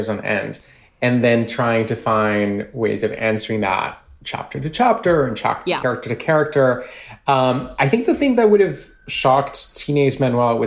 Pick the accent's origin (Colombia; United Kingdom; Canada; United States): Colombia; moved away; I was born and raised in Colombia.